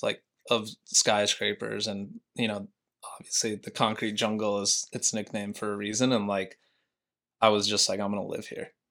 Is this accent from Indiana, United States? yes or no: no; Montana, United States; now in New York, United States; Yeah, I mean, literally the smallest town, you know, of like 2,000 people to the biggest city in the U.S.